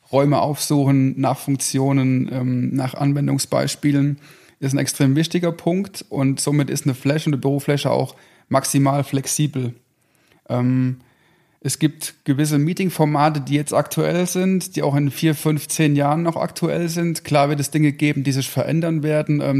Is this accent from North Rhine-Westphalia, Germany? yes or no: no; Rhineland-Palatinate, Germany; Ähm, meine Frau und ich, wir sind beides überzeugte Westerwälder. Wir kommen gebürtig aus dem, aus dem Westerwald.